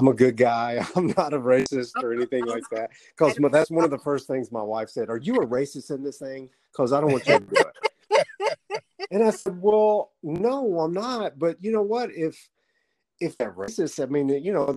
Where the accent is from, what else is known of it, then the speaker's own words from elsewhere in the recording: Southeast Arkansas, United States; I grew up in the South, in Southeast Arkansas.